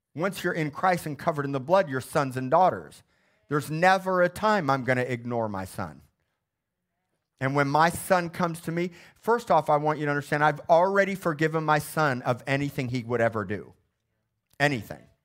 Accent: Missouri, United States; moved away; my hometown of Missouri

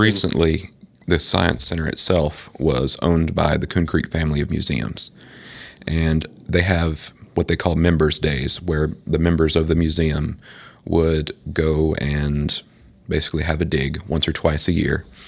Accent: West Tennessee, United States; I grew up in West Tennessee

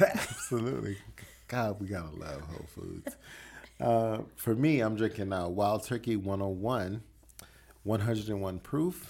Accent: the South, United States; I grew up in the South.

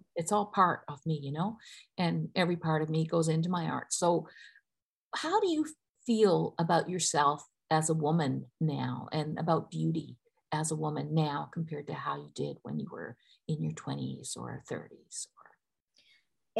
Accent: Newfoundland and Labrador, Canada; I grew up in Newfoundland

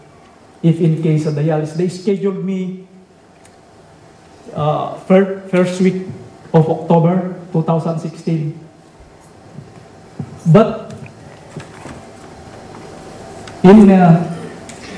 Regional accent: Philippines; born or raised there; now in California, United States

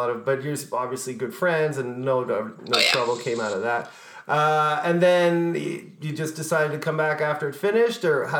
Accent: Ireland; Oh my God, I'm Irish. I've never heard of Gaelic football.

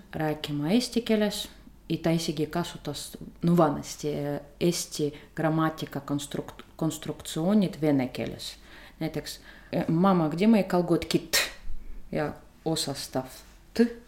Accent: Saint Petersburg, Russia; first language Russian; Estonian is a second language; moved away as an adult; now in Tartu, Estonia; olen pärit Peterburist, isegi Leningradist, jah. olen neljas põlvkond, kes elab seal Peterburis

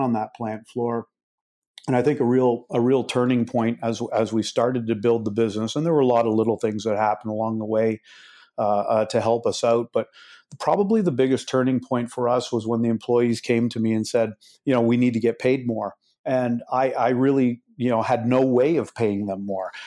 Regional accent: Canada; I am a Canadian, and I started my business in Canada

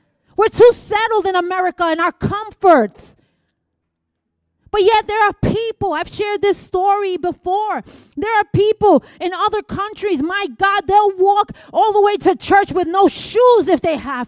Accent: New York, United States; I'm here from New York

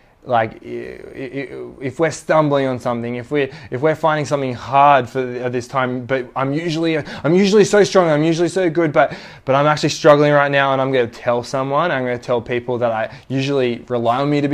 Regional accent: Sydney, New South Wales, Australia; I was born in Mona Vale Hospital

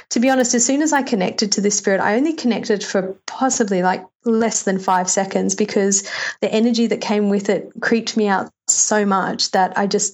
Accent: Australia; moved away as an adult; now in New York, United States; I'm completely 100% Australian. Except for the fact that I've lived in America for 5 years. So I'm a New Yorker Australian.

